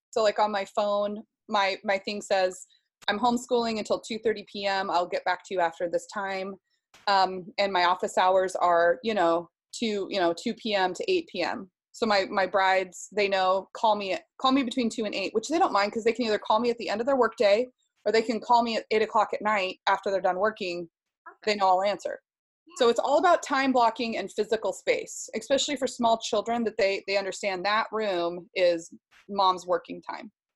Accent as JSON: {"language": "English", "town": "Seattle", "region": "Washington", "country": "United States", "tie": "born or raised there", "said": "I was raised in Seattle, um, about just 10 minutes, 15 minutes south of the Space Needle"}